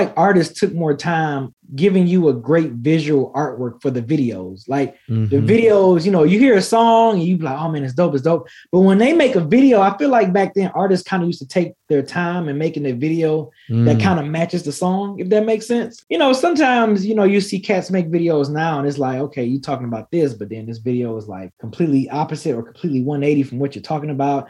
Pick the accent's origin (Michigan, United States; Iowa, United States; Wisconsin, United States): Michigan, United States; Detroit; I grew up in Detroit